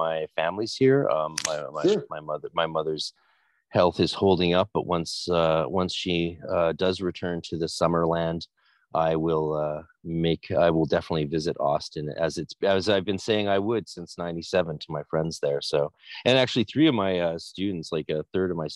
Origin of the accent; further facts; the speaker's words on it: Canada; now in Vancouver, Canada; as a Canadian